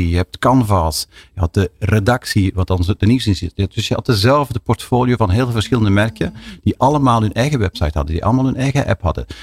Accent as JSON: {"language": "Dutch", "country": "Belgium", "said": "Ja, ik ben gelukkig hebben wij in, in België nog een veel complexer landschap."}